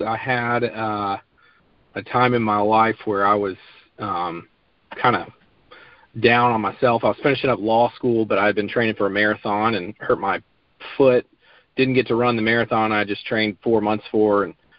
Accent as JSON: {"language": "English", "town": "Memphis", "region": "Tennessee", "country": "United States", "tie": "born or raised there", "also_born_or_lived": "Knoxville / Chattanooga", "moved": "yes", "lives_now": "Memphis, United States", "said": "moved to my hometown, which is Memphis."}